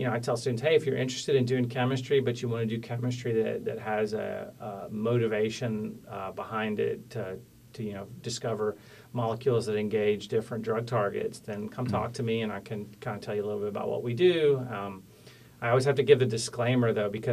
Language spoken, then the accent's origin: English; Tyler, Texas, United States; also born or lived in Huntsville, Texas / Mount Pleasant, Texas / Weatherford, Texas / North Carolina; I was born in Tyler in East Texas